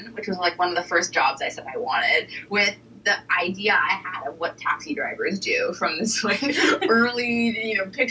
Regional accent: Portland, Oregon, United States; I grew up in Portland, Oregon

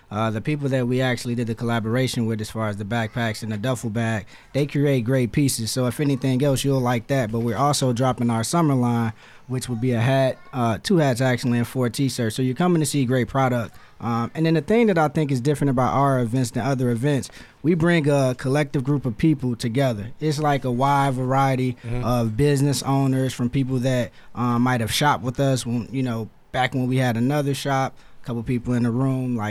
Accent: East Chicago, Indiana, United States; moved away; also born or lived in Hammond, Indiana; I'm from East Chicago, but I went to the Catholic school that's in Hammond

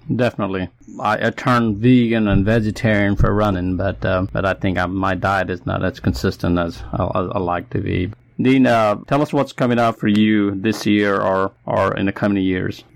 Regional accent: Nepal; moved away; That's my home country

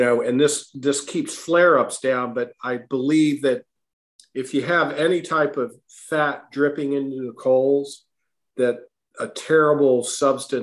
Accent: Virginia, United States; also born or lived in Boston, Massachusetts; now in Westport, United States; where I grew up in Virginia

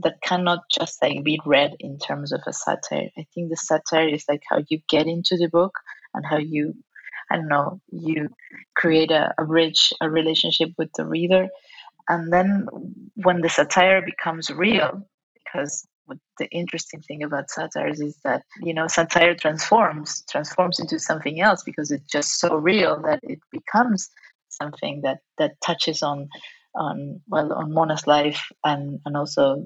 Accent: Argentina; accent: Argentinian Spanish; first language Spanish; English is a second language; now in Barcelona, Spain; I was raised in Argentinian Spanish

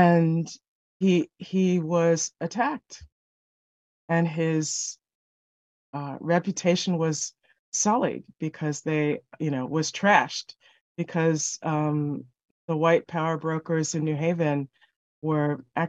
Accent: New York City, New York, United States; every year, I grew up in New York City, so every year my mom went to the Carver Savings Bank and got one of those calendars from the Carver Savings Bank.

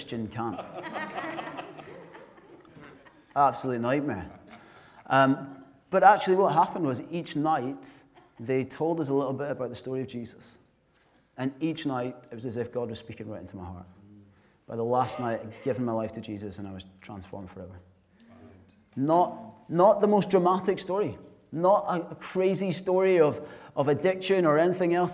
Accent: Glasgow, Scotland, United Kingdom; I'm from Glasgow

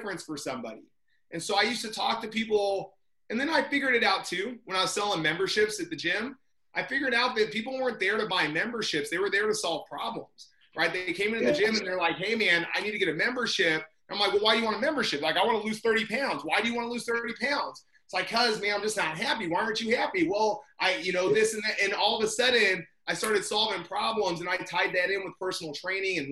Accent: Indiana, United States; moved away as an adult; also born or lived in California; I'm from Indiana.

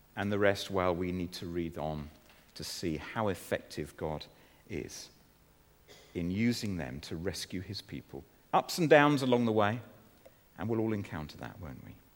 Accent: Guernsey; moved away; the church in which I was growing up in Guernsey

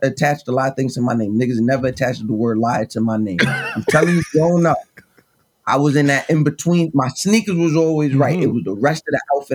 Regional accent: Suffolk County, Long Island, New York, United States; also born or lived in Brooklyn; I'm from Suffolk County

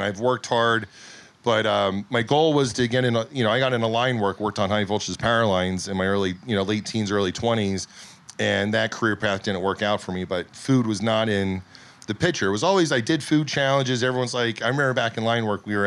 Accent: the Poconos, Pennsylvania, United States; born or raised there; also born or lived in California

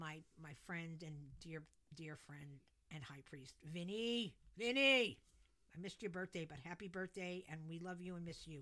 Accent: New Jersey, United States; moved away; growing up because back in Jersey, we had a basement and an attic

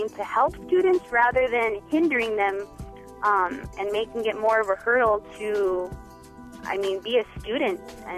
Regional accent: Las Cruces, New Mexico, United States; I am a senior at Las Cruces High School. I'm 18, and I'm from Las Cruces, New Mexico.

